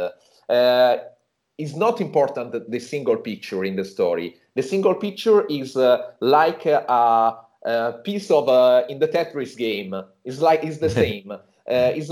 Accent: Tuscany, Italy; I was born here in Tuscany, and I spent my childhood here in a small village in the countryside

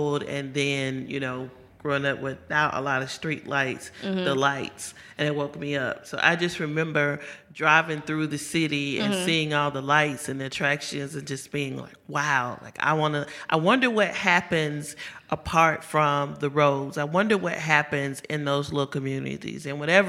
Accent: Kilmichael, Mississippi, United States; now in Jackson, United States; I am originally from Kilmichael, Mississippi

